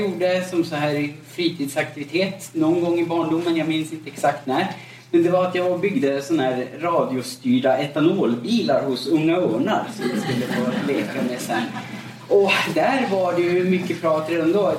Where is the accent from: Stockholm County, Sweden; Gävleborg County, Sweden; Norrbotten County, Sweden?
Norrbotten County, Sweden; Gällivare; now in Gothenburg, Sweden; jag är född och uppvuxen i eh, övre Norrlands inland, uppe i Gällivare